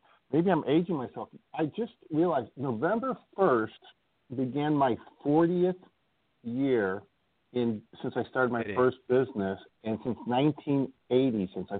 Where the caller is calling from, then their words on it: Indiana, United States; I live in Northwest Indiana, just outside, you know, Chicago. And I'm calling from there today, so I get to stay home for a couple of days.